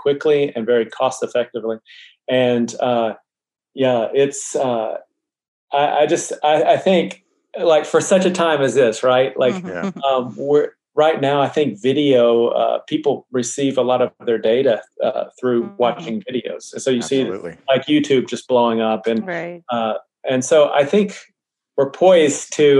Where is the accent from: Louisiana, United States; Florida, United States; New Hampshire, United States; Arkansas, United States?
Arkansas, United States; Mena; moved away as an adult; also born or lived in Denver / Germany; now in Austin, United States; We're originally from Mena, Arkansas